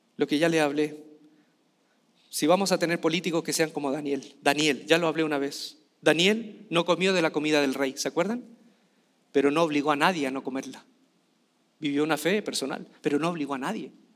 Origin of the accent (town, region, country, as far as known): Chile